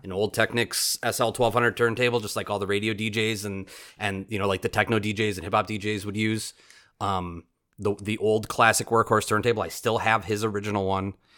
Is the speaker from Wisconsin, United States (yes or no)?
yes; Oshkosh, Wisconsin, United States; born and raised in Oshkosh, and, like, born in the eighties and raised in Oshkosh